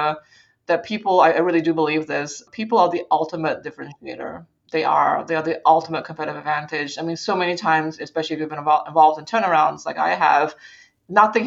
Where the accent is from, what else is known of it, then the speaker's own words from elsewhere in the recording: Singapore; now in United States; I grew up in Asia and I grew up in Singapore specifically